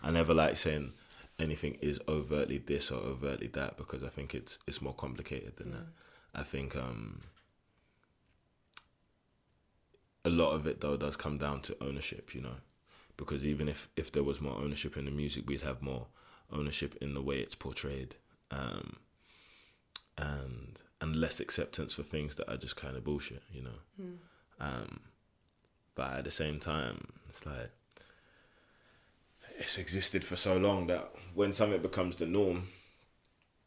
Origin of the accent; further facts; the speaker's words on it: London, United Kingdom; from England, from London, East London, born and raised in Hoxton